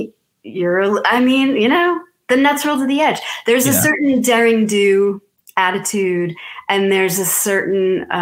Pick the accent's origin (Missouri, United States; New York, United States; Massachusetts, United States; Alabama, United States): Massachusetts, United States; moved away as an adult; now in Outer Banks, North Carolina, United States; I've lived on the Outer Banks for 9 years now, and I'm originally from Massachusetts